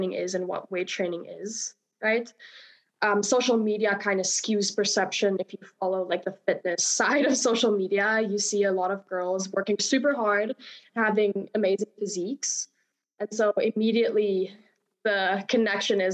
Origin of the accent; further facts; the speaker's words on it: Namibia; moved away as an adult; now in United States; I am from Namibia originally. I came to the States about 5 years ago to play college golf.